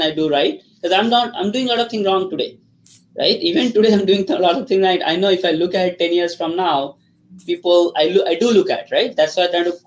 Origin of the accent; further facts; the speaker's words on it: Kolkata, West Bengal, India; first language Bengali; English is a second language; moved away as an adult; also born or lived in Ranchi, India; now in United States; I grew up in India, Calcutta